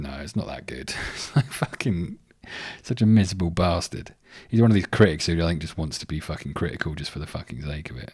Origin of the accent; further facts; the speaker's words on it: England, United Kingdom; now in Sydney, Australia; I'm English